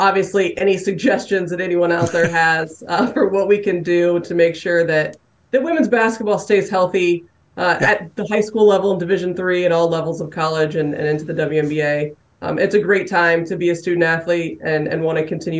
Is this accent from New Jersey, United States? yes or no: no; Indiana, United States; I'm from Indiana